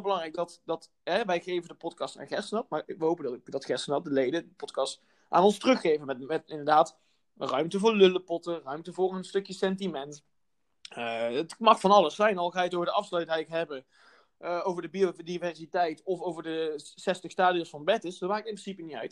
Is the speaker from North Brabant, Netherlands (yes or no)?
yes; North Brabant, Netherlands; moved away as an adult; also born or lived in Amsterdam; kom ik uit het Brabantse landschap